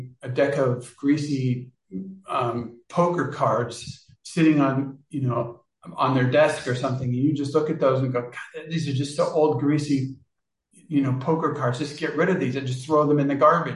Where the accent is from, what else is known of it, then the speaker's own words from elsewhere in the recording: Kansas, United States; I was born in Kansas.